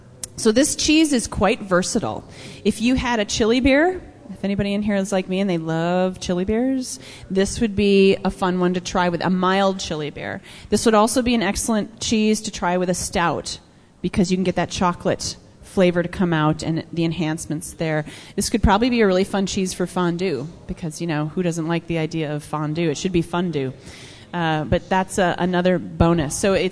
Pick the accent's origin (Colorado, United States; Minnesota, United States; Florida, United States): Minnesota, United States; moved away; I grew up in Minnesota, right next to Wisconsin